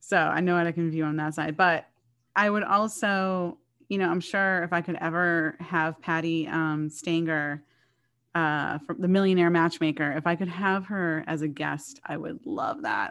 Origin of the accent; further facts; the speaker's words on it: Boston, Massachusetts, United States; I am from this area, I'm from Boston